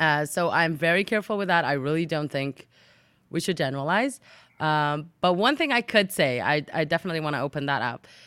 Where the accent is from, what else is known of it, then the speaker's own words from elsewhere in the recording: Jerusalem, Jerusalem District, Israel; moved away as an adult; also born or lived in England; I was born and raised in Jerusalem, Israel